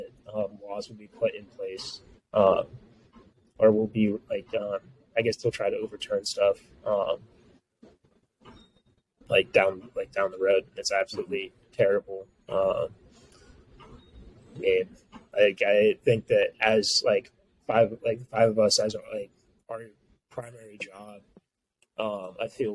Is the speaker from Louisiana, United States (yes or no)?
yes; Louisiana, United States; I'm from Louisiana